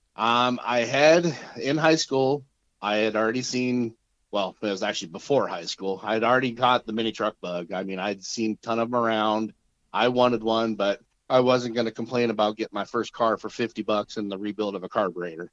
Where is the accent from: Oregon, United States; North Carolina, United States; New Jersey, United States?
Oregon, United States; Medford; also born or lived in Whittier, California; I am from Medford, Oregon, originally born in uh, Whittier, California. So, I am originally from LA, but I was we moved out of there when I was five